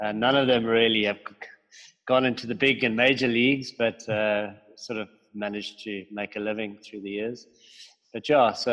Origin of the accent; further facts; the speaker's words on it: Cape Town, Western Cape, South Africa; also born or lived in Johannesburg; I am from Cape Town in South Africa. My family moved down here when I was 1 year old from Johannesburg. And we grew up pretty much on the beach